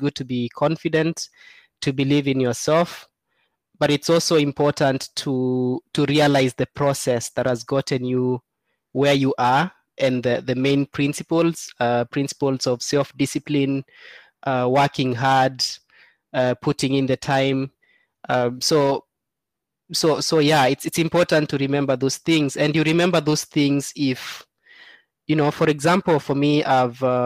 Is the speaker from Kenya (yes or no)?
yes; eastern Kenya, Kenya; I grew up in Seikuru, which is in Eastern Kenya, it's a very arid area.